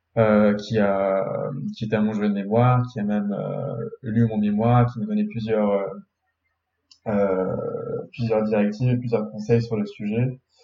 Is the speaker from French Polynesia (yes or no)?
no; Beirut, Beirut Governorate, Lebanon; now in Paris, France; je suis natif de Beyrouth